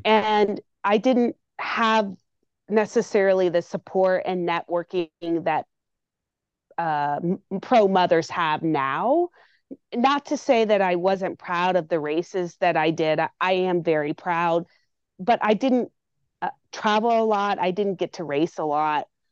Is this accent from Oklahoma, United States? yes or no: yes; Tulsa, Oklahoma, United States; Ironman Tulsa was announced, and that's my hometown